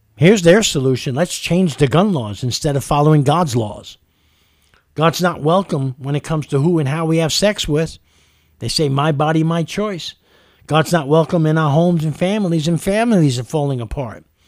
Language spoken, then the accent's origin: English; New York City, New York, United States; moved away as an adult; also born or lived in California; now in Kentucky, United States; I grew up in New York City, the melting pot of the world with every culture, color, and race